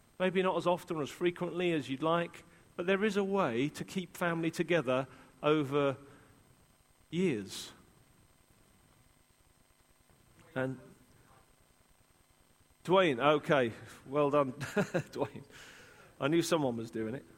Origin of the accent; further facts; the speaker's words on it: England, United Kingdom; as an Englishman